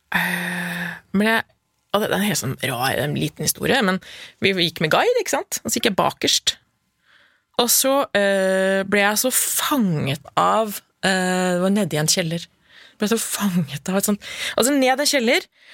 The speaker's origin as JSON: {"language": "Norwegian", "town": "Lillehammer", "region": "Innlandet", "country": "Norway", "tie": "born or raised there", "said": "Født og oppvokst på Lillehammer og har familie der."}